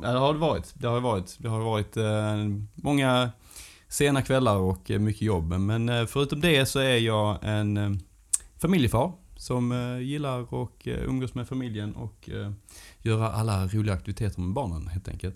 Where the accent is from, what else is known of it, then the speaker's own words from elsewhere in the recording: Sösdala, Skåne, Sweden; accent: Göinge dialect; kommer från en liten ort som heter Sösdala som ligger eh, ja, eh, några mil utanför Hässleholm. Så att, eh, det är ett fantastiskt ställe att växa upp på